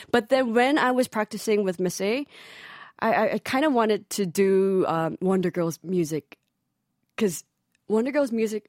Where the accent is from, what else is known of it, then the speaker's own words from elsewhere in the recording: Hong Kong; moved away; Because I grew up in Hong Kong.